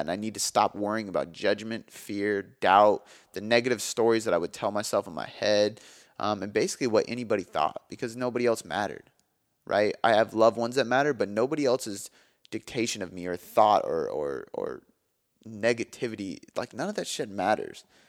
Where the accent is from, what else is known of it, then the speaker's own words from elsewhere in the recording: Milton, Washington, United States; also born or lived in Des Moines; my hometown of Milton